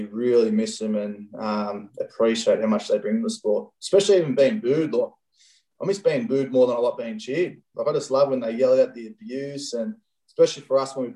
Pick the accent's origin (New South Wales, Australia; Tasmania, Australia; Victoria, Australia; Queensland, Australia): New South Wales, Australia; Central Coast; moved away as an adult; also born or lived in Penrith / Sydney / London; I grew up on the Central Coast